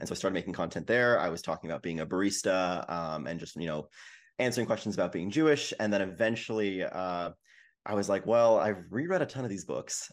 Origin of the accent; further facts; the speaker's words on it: Vancouver, British Columbia, Canada; I'm from Vancouver